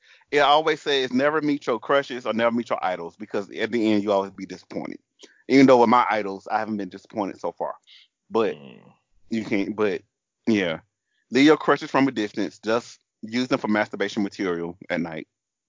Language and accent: English; the South, United States; accent: southern; So excuse my southern accent, and if I drop a couple vowels and syllables, forgive me.